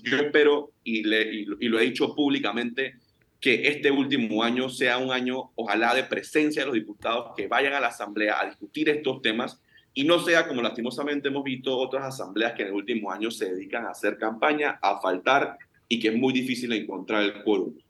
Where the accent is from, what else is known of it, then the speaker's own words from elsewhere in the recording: Panama; todos somos panameños